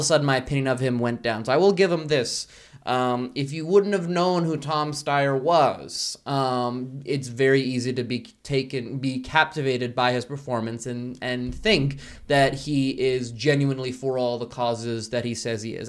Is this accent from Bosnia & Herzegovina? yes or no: yes; Bosnia & Herzegovina; moved away; I'm originally from Bosnia and Herzegovina, but I, uh, swam all the way here